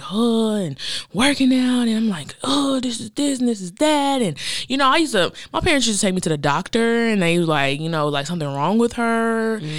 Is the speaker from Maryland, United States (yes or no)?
no; Oklahoma, United States; moved away; we grew up in Oklahoma together, then she moved to Dallas, I moved here